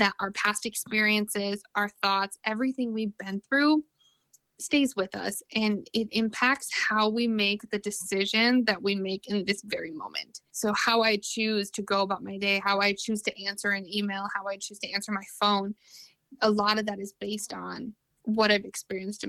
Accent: Minnesota, United States; moved away; I'm originally from Minnesota, like a small, small town in Minnesota. And it was really hard growing up there

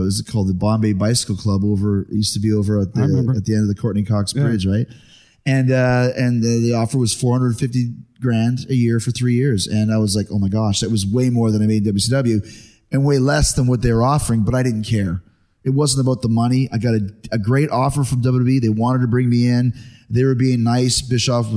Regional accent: Winnipeg, Manitoba, Canada; I grew up in Winnipeg, Canada

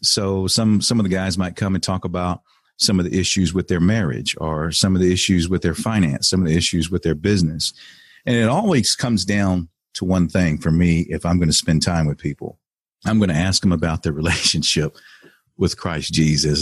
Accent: Texas, United States; moved away as an adult; also born or lived in Cleveland, Ohio / Beaumont, Texas; I ended up going back home to Texas. I'm from Texas, so I went back home

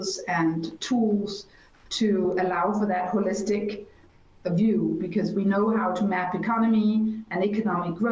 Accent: Copenhagen, Capital Region of Denmark, Denmark; my hometown, Copenhagen

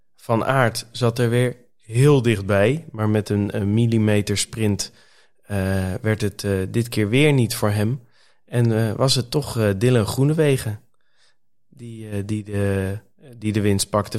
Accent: Netherlands; als Nederlander zijnde

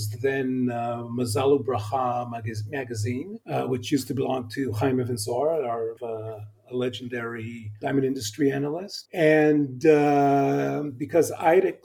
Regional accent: Israel; accent: American; also born or lived in Los Angeles, California, United States; So I was born in L.A. I'm a native Californian. And then when I was about 7 years old, the family moved back to Israel

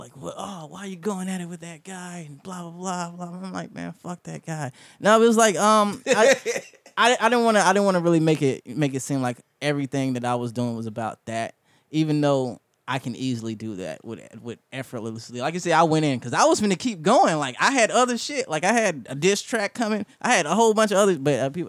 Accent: The Bronx, New York, United States; I'm from the Bronx, son.

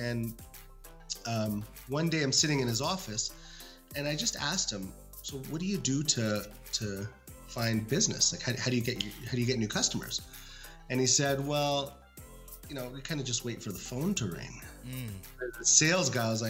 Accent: Canada; also born or lived in Cairo, Egypt; we came to Canada when I was six months old or so.

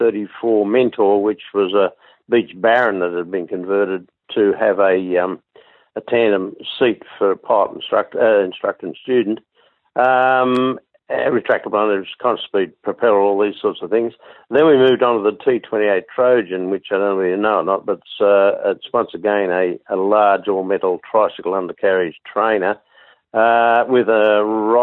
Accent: Sydney, New South Wales, Australia; I was born and bred in Sydney.

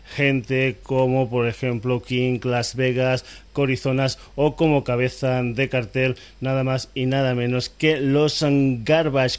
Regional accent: Extremadura, Spain; aquí no podía faltar algo de mi tierra. Nos vamos para Extremadura.

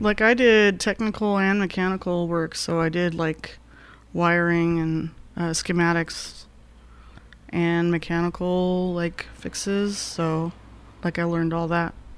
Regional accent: Glendale, Arizona, United States; also born or lived in Ajo, Arizona; growing up in Glendale

